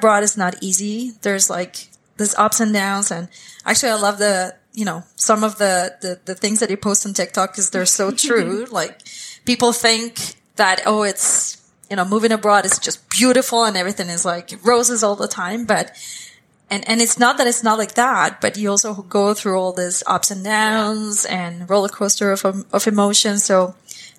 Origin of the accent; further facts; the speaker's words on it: Costa Rica; moved away as an adult; now in Edmonton, Canada; growing up there, it was beautiful.